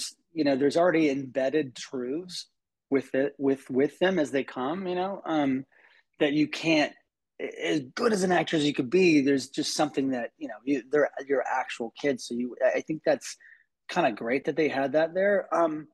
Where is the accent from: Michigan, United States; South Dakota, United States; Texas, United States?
Texas, United States; I grew up in the Bible Belt in Texas